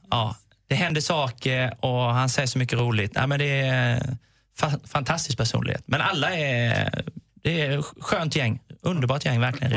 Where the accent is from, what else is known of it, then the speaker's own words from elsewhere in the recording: Småland, Sweden; Jag är smålänning, jag fick den gratis